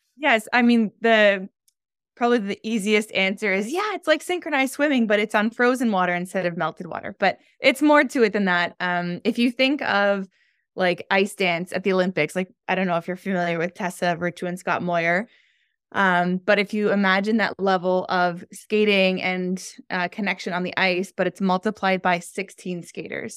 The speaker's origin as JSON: {"language": "English", "town": "Toronto", "region": "Ontario", "country": "Canada", "tie": "born or raised there", "moved": "as an adult", "lives_now": "Montreal, Canada", "said": "I grew up in the Toronto, Canada area, and I've been living in the Montreal, Quebec area for the last three years."}